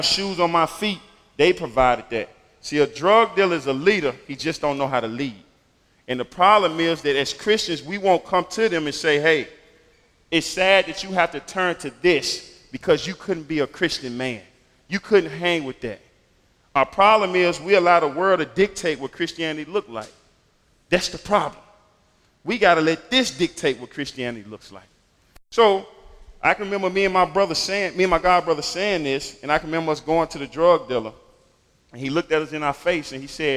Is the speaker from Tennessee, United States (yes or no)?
yes; Memphis, Tennessee, United States; I grew up in Memphis in what most people would call the inner city or the hood, in a single-parent home